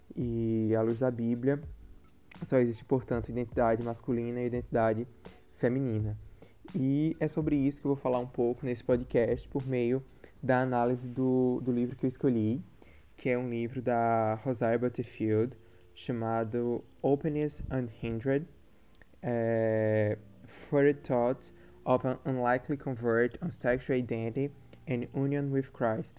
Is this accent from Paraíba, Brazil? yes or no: yes; Campina Grande, Paraíba, Brazil; sou de Campina Grande, Paraíba